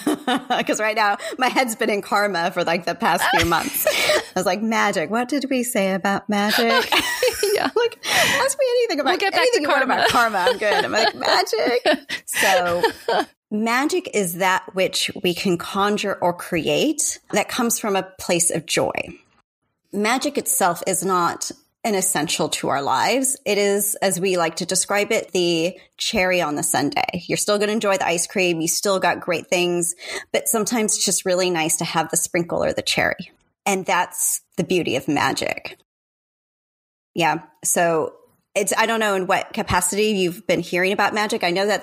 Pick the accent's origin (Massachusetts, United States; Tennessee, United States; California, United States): California, United States; San Diego; moved away; thank you so much for having me. I'm really happy to be here with you, especially because you're in my hometown.